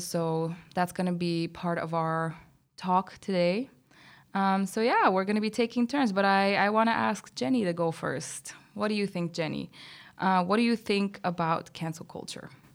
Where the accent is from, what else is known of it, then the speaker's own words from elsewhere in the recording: Bulgaria; moved away; I'm from Bulgaria